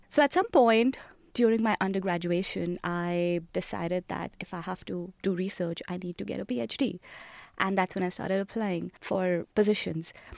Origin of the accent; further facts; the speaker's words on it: New Delhi, Delhi, India; moved away; I was born in India, in the capital, New Delhi